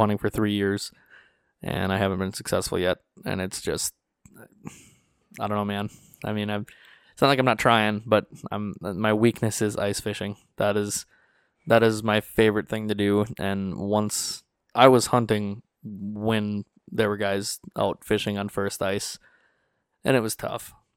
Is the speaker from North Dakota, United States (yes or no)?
yes; North Dakota, United States; I told him North Dakota